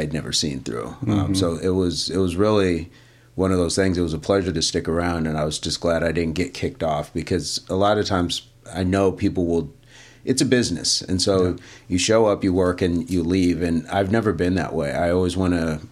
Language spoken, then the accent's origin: English; Michigan, United States; also born or lived in Tennessee; when I was very small, we moved from Tennessee to Michigan.